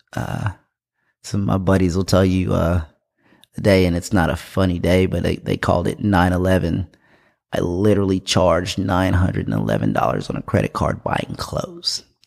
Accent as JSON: {"language": "English", "town": "Greenville", "region": "South Carolina", "country": "United States", "tie": "born or raised there", "also_born_or_lived": "Indianapolis, Indiana / Germany", "said": "I was born in Indianapolis, Indiana. Uh, I moved to Greenville, South Carolina when I was around six with my grandparents. Uh, was raised here, went to Wayne Hampton High School here in Greenville"}